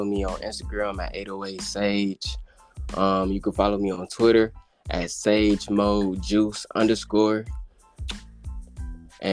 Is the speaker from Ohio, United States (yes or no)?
yes; Cleveland, Ohio, United States; I'm from Cleveland, born and raised.